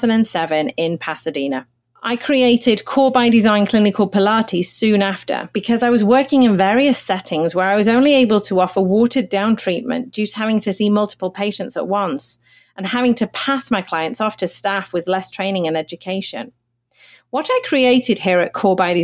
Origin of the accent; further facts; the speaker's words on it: Manchester, North West England, United Kingdom; moved away as an adult; now in Los Angeles, United States; I was raised in England, born in Manchester, which is about 200 miles north of London, and grew up there